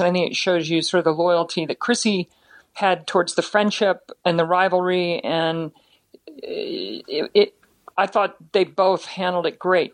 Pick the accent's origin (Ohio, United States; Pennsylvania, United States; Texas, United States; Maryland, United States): Maryland, United States; Baltimore; it's back in Baltimore, my hometown